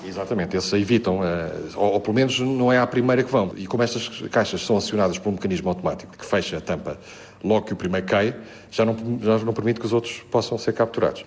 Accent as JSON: {"language": "Portuguese", "region": "Lisbon", "country": "Portugal", "also_born_or_lived": "Coimbra", "moved": "as an adult", "lives_now": "Vila Real, Portugal", "said": "embora eu seja um alfacinho, sou, sou de Lisboa"}